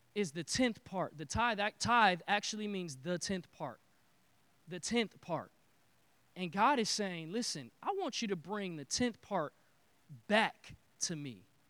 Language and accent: English; Detroit, Michigan, United States; now in Texas, United States; I am from Detroit